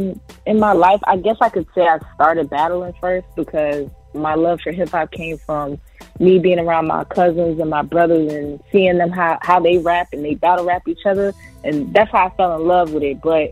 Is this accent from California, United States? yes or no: no; New York City, New York, United States; moved away as an adult; also born or lived in the South; now in Atlanta, United States; I'm currently based here in Atlanta, but yes, I'm from Queens, New York, Jamaica. All right. Yeah, man, I grew up there. I was born there.